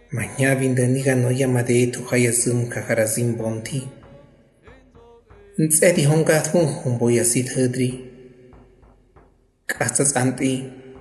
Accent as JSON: {"language": "Spanish", "town": "González Ortega", "region": "Hidalgo", "country": "Mexico", "tie": "born or raised there", "first_language": "Otomi", "second_language": "Spanish", "said": "Soy originario de González Ortega del municipio de Santiago de Anaya, en el estado de Hidalgo. Soy hablante de la lengua ñañú, de la variante del Valle del Mezquital"}